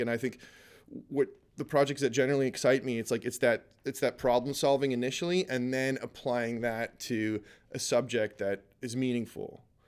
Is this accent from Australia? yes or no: no; Canada